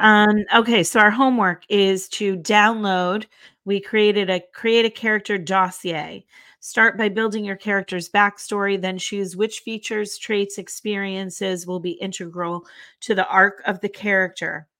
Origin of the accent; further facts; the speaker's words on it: Northeast, United States; we don't use certain names in the Northeast that you guys use in the South